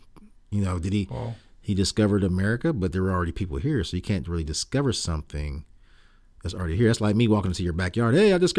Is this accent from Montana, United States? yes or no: no; Columbus, Ohio, United States; moved away as an adult; now in Texas, United States; I'm from Columbus, Ohio, which is named after Christopher Columbus. I went to Columbus State for a little while